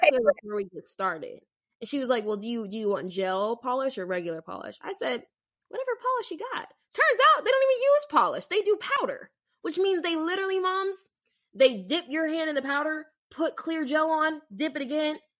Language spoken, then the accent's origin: English; Las Vegas, Nevada, United States; moved away; I'm from Vegas.